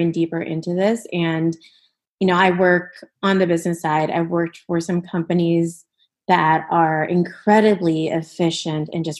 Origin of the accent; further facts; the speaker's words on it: Minnesota, United States; moved away; I was born and raised in the Midwest, but my family is from West Bengal